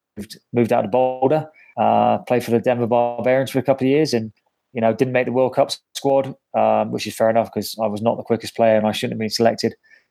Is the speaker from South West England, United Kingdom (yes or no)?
yes; Bath, South West England, United Kingdom; moved away as an adult; also born or lived in Bristol / Exeter; now in United States; Yeah, I was born in Bristol, like 10 minutes away, and then basically bred in Bath. Went to school in Bath, did everything in Bath, played for Bath growing up, and then went to Exeter University and then moved over here for my grad work and for the last 18 years of my life.